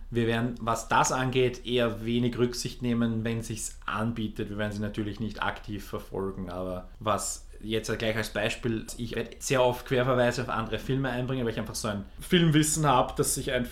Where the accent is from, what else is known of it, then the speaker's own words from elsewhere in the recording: Lower Austria, Austria; ich bin in der Nähe von Wien aufgewachsener Niederösterreicher. Und Wir werden uns stark bemühen, keinen Dialekt hier einreißen zu lassen.